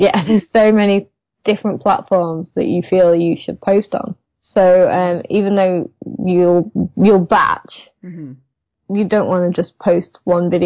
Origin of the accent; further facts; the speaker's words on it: United Kingdom; I'm British. I like tea